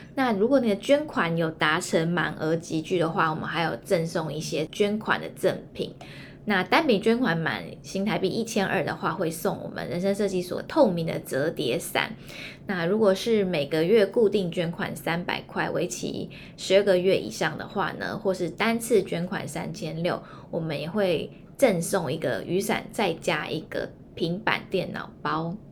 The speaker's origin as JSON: {"language": "Chinese", "town": "Hualien", "region": "Hualien County", "country": "Taiwan", "said": "因为我是花莲人嘛"}